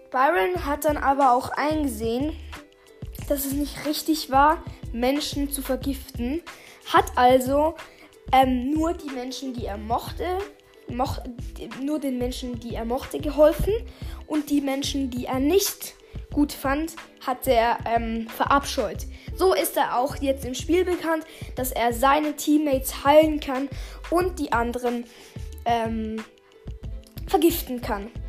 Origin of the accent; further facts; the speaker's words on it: Switzerland; accent: Swiss; Ja, sorry, ich habe ein bisschen einen Schweizer Akzent.